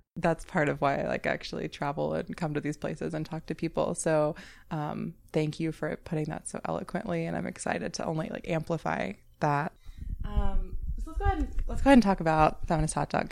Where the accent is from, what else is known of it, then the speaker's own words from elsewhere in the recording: North Carolina, United States; moved away; I grew up in North Carolina